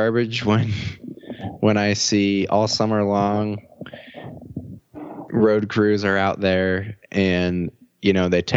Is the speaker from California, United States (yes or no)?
no; Warren, Pennsylvania, United States; we all lived on these type of roads growing up in Warren